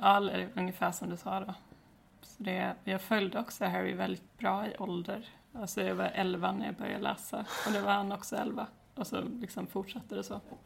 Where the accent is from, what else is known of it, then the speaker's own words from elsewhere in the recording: Växjö, Kronoberg County, Sweden; also born or lived in Alvesta; jag är från Växjö. Eller jag är egentligen uppvuxen utanför Växjö, och sen, eh, ja, jag har bott i Alvesta och Växjö